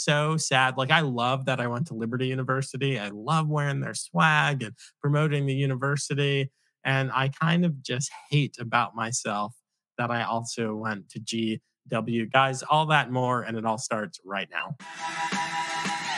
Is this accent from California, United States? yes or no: no; Long Island, New York, United States; I'm from Long Island.